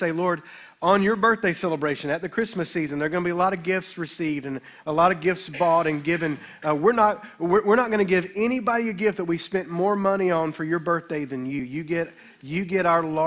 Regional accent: Olive Branch, Mississippi, United States; I was raised in the Baptist church in town

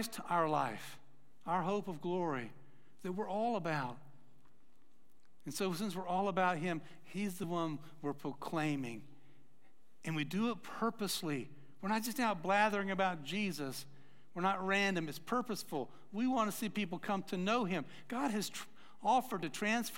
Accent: Atlanta, Georgia, United States; moved away; I grew up in Atlanta

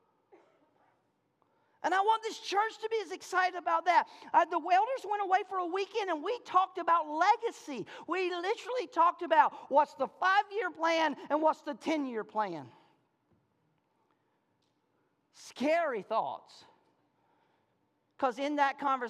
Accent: American South, United States; accent: Southern; I speak Southernese

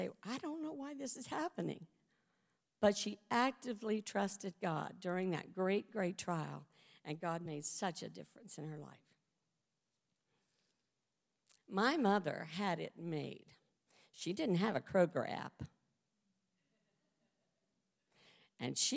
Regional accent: West Virginia, United States; moved away; also born or lived in Georgia; When we lived in Georgia, I'm from West Virginia.

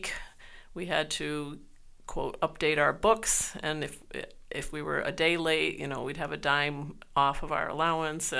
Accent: Schenectady, New York, United States; moved away; I'm from Schenectady, New York. I grew up in the United Methodist Church.

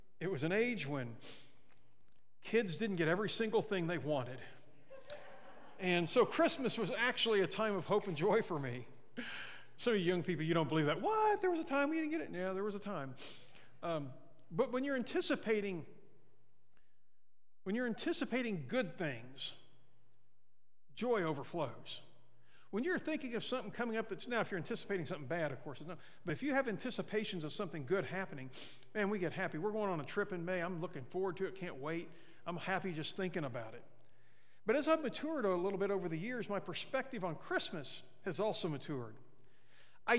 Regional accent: Mexico, Missouri, United States; now in Sierra Vista, United States; my hometown in Missouri, in Mexico

